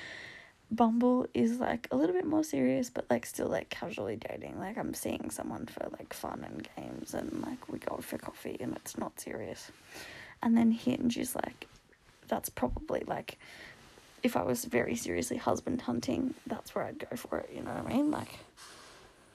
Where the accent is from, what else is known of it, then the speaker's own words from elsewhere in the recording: Canberra, Australian Capital Territory, Australia; my hometown is Canberra because I'm Canberran born and raised